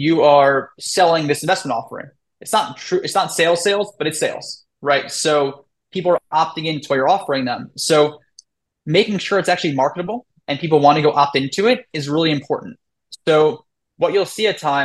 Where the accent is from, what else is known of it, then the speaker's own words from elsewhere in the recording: New York City, New York, United States; I'm from New York, right? I'm from Brooklyn